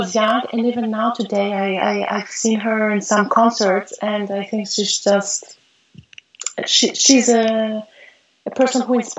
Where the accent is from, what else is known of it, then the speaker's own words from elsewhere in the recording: Montreal, Quebec, Canada; born there; also born or lived in Greece; Well, I was born in Montreal.